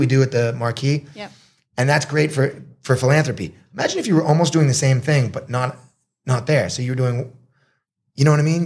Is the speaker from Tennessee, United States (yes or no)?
no; Marblehead, Massachusetts, United States; moved away as an adult; also born or lived in Boston, Massachusetts / Los Angeles, California; now in Sri Racha, Thailand; I grew up in Marblehead, Massachusetts